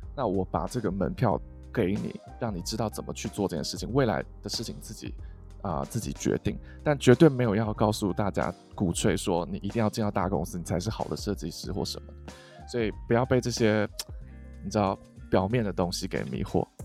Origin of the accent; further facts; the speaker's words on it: Taiwan; 因为我自己也是在台湾长大的的人